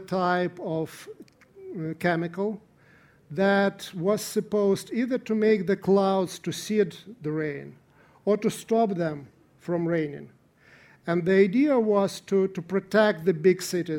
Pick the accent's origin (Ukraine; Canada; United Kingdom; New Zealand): Ukraine; I come from Ukraine myself